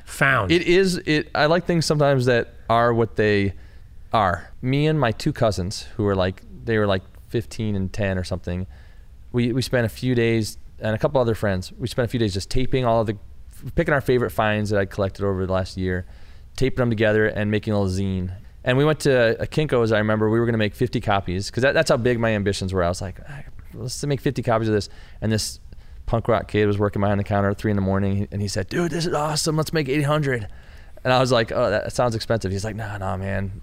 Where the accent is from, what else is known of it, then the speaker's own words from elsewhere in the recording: Michigan, United States; I'm from Michigan, you know, and, and we have our small towns that are similar